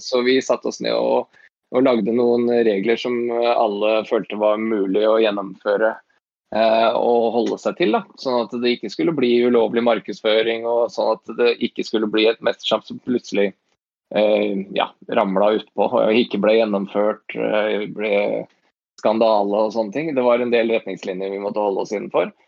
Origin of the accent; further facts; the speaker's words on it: Åsgårdstrand, Vestfold, Norway; also born or lived in Tønsberg / United States; Jeg er en fyr i 40-åra fra Tønsberg. Født og oppvokst i Åsgårdstrand